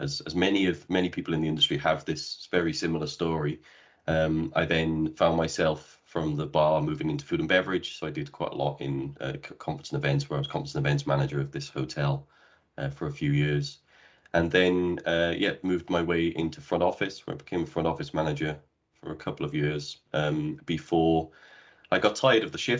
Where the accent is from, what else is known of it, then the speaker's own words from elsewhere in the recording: Cardiff, Wales, United Kingdom; moved away as an adult; also born or lived in Bristol / Brazil / Dubai; I'm originally from Wales in the UK, where I had my first hotel job back when I was 18 years of age, at a local hotel just around the corner from where I grew up